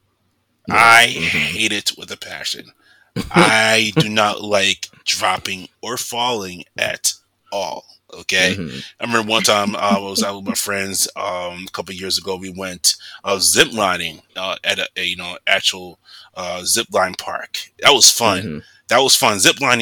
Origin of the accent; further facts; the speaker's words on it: United States; also born or lived in Atlanta, Georgia; I'm the only one there that's Black and American, born and raised in America